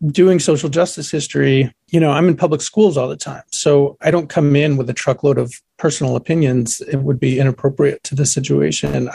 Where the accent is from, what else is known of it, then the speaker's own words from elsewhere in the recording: Boston, Massachusetts, United States; here in the Boston area where I grew up outside of New York